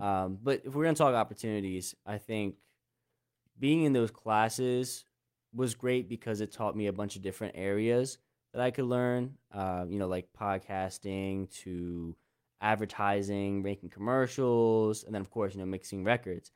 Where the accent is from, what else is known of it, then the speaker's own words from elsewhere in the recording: Lancaster County, Pennsylvania, United States; I grew up in Lancaster County, Pennsylvania, like literally where we are now